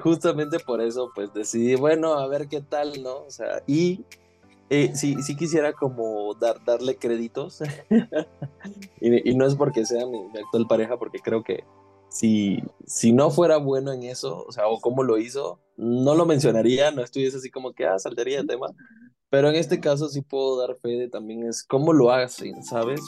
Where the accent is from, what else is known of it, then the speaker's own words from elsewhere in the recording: Venezuela; soy venezolano, soy caribeño y fogoso